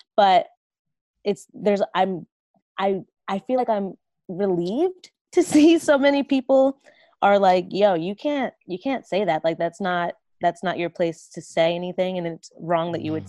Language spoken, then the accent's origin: English; Jersey Shore, New Jersey, United States; I grew up on the Jersey Shore